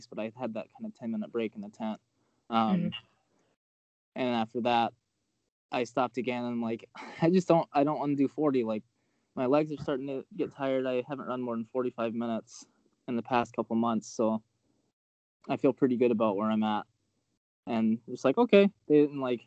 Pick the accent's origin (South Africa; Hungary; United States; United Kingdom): United States; Atlanta, Georgia; moved away; I'm originally from Atlanta